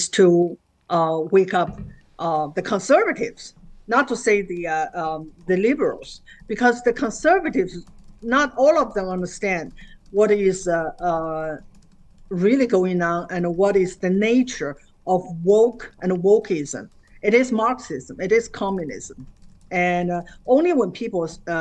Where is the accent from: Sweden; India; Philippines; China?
China; moved away as an adult; now in United States; growing up in China and in the Cultural Revolution.